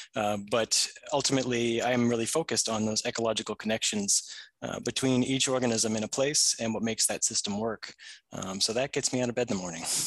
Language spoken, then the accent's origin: English; New Hampshire, United States; I grew up in New Hampshire, uh, for the most of my life as a child